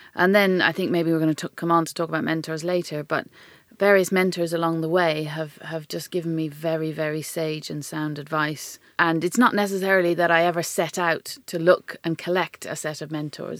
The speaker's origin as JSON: {"language": "English", "country": "Ireland", "accent": "Irish", "moved": "yes", "said": "I could use my Irish accent"}